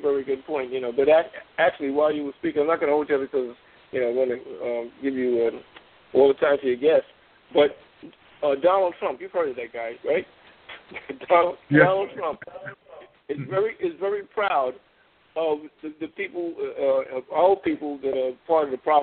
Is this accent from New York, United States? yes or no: yes; New York, United States; I'm a proud West Indian. I was born here. I'm West Indian heritage. My people come from Trinidad